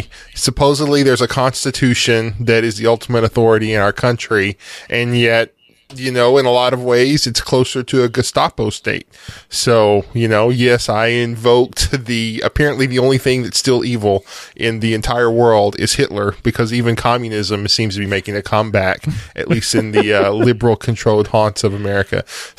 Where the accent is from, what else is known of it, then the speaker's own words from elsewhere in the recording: United States; I'm so happy I'm an American.